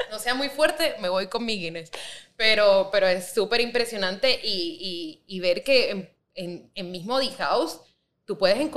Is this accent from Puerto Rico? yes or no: yes; Puerto Rico